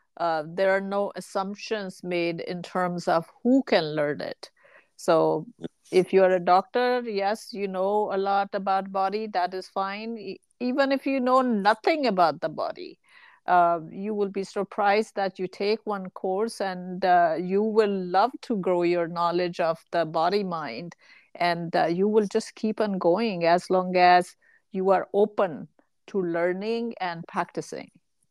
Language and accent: English; India; now in United States; Actually, the analogy that comes to mind is when we moved to US from India.